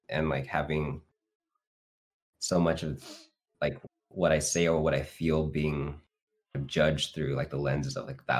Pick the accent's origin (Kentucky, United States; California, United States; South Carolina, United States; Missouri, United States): California, United States; Fresno; I grew up in Fresno, so I was like one of the only Asian kids, actually, at the time